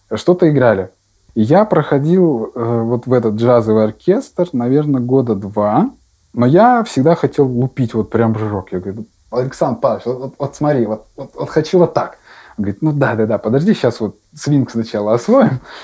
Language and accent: Russian; Yaroslavl, Yaroslavl Oblast, Russia; Я родился в Ярославле